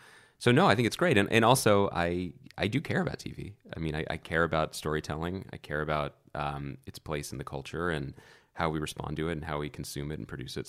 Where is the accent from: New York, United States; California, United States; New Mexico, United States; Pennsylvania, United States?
Pennsylvania, United States; Philadelphia; also born or lived in Wilkes-Barre; Which is northeast Pennsylvania. And then I moved to Philadelphia when I was one.